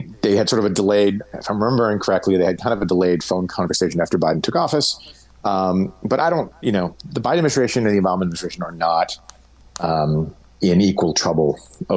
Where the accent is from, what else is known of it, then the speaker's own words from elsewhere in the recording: Vermont, United States; my home state of Vermont